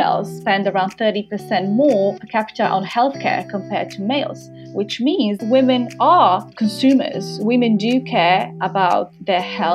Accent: Croatia; moved away as an adult; now in London, United Kingdom; I moved to London from Croatia. My roots are, I'm from Croatia originally.

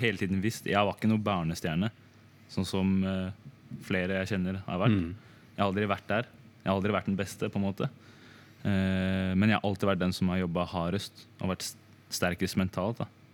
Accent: Drammen, Buskerud, Norway; jeg er fra Drammen

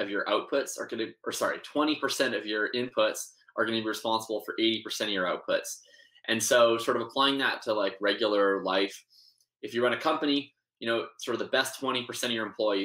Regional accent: Winnipeg, Manitoba, Canada; moved away as an adult; now in Vancouver, Canada; I'm originally from Winnipeg, Manitoba. I'm living out in Vancouver now

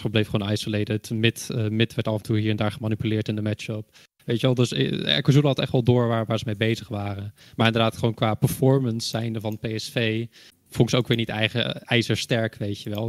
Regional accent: Netherlands; ik kom zelf uit Nederland.

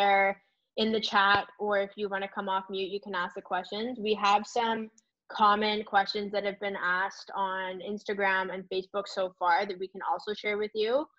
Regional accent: Canada; we are Canadian coaches

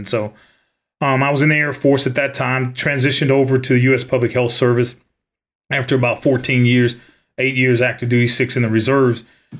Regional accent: the Delta, Northeast Louisiana, United States; moved away; also born or lived in Alaska; I'm from the Delta, Northeast Louisiana.

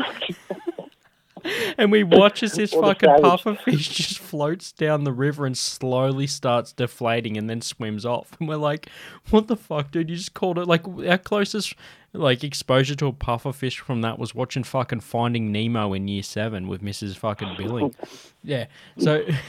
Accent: South Australia, Australia; I'm from South Australia, man, in my back fucking yard.

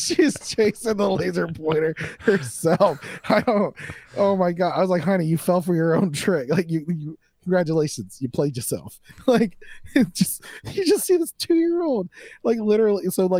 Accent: Florida, United States; I'm from Florida.

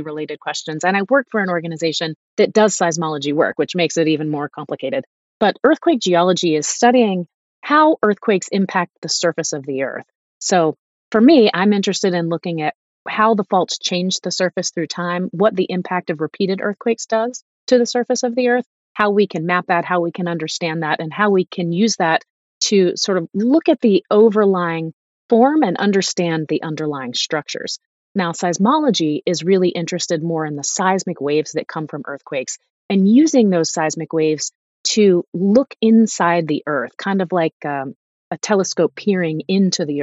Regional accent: East Coast of the US, United States; moved away as an adult; also born or lived in Los Angeles; I grew up on the East Coast

